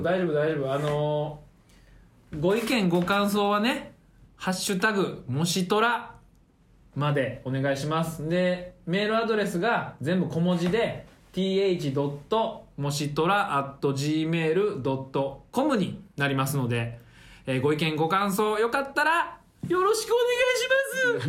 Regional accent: Nara, Japan; 俺は奈良出身

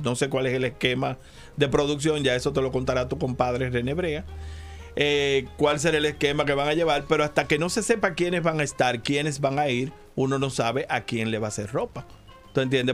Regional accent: Santiago de los Caballeros, Santiago, Dominican Republic; el carnaval de mi pueblo fue muy importante, el carnaval de Santiago

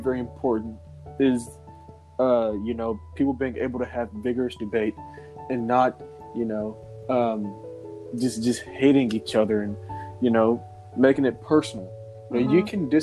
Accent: United States; I'm an American

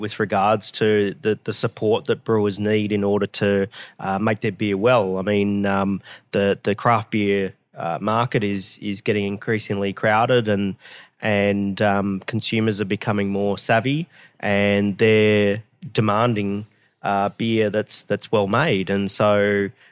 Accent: Brisbane, Queensland, Australia; moved away as an adult; also born or lived in Geelong; Brisbane's my hometown.

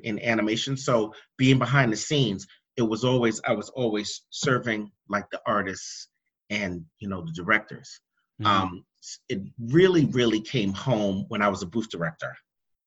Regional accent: East Coast, United States; moved away; also born or lived in the South / the West; I was born and raised on the East Coast

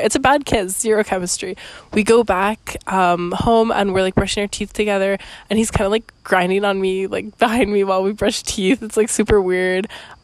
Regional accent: Canada; also born or lived in Costa Rica; I'm Canadian, actually

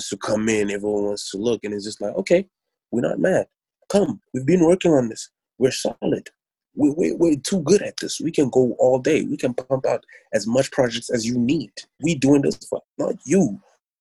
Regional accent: Pretoria, Gauteng, South Africa; also born or lived in Durban / Johannesburg / Kempton Park; I was born in Durban, but I was raised in Pretoria. Mm-hmm. I was raised in Joburg, Kempton Park, mainly Pretoria

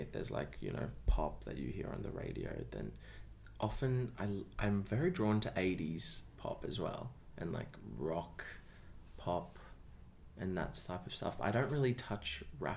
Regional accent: Melbourne, Victoria, Australia; moved away as an adult; now in Sydney, Australia; I grew up in the eastern suburbs of Melbourne, around Ringwood, Croydon, Lilydale area.

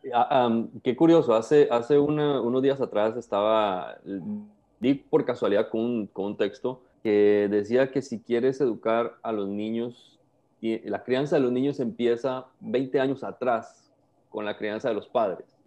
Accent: Costa Rica; now in Panama; Soy costarricense, pero vivo en Panamá hace, hace bastantes años, como unos 15 años aproximadamente.

